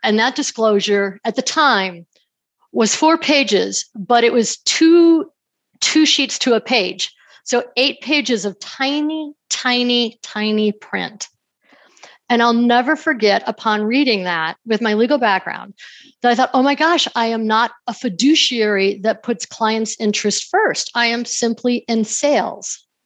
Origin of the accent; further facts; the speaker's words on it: New York, United States; moved away as an adult; also born or lived in Denver / Salt Lake City; I grew up in New York and moved out to Denver to go to law school